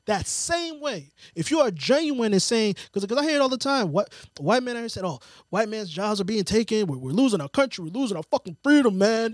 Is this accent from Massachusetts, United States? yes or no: yes; outside of Boston, Massachusetts, United States; growing up outside of Boston